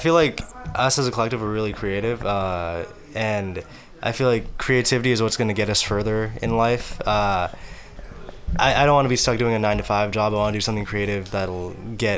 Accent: Newark, California, United States; We're actually from Newark, California.

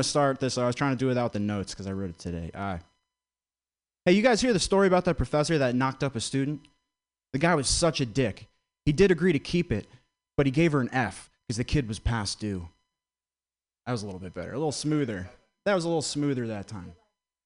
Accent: Vermont, United States; I grew up in Vermont.

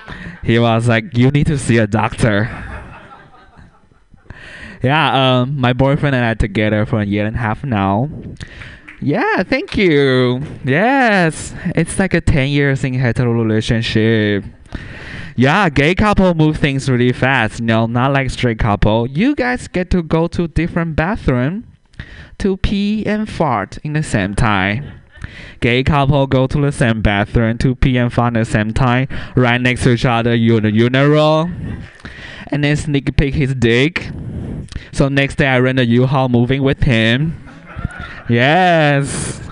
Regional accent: Taiwan; English is a second language; now in San Francisco, United States; Yeah, I'm originally from Taiwan. There, we teach English differently.

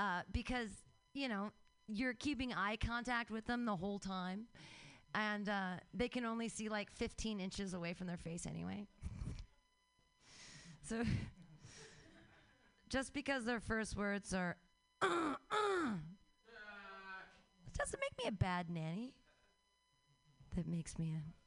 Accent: United States; I'm an American.

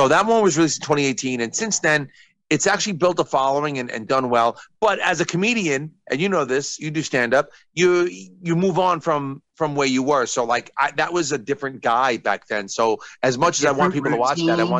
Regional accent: New York, United States; I'm from New York

